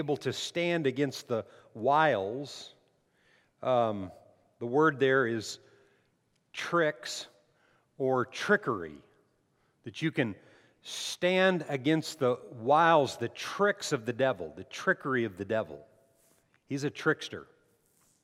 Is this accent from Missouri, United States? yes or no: no; Las Cruces, New Mexico, United States; I lived 40 miles from El Paso